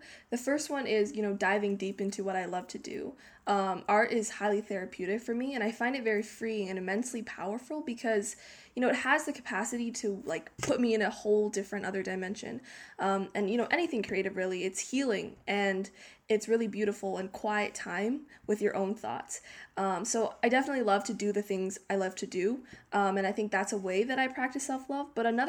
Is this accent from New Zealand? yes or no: no; Canada; born there; I was born in Canada. I'm 16 years old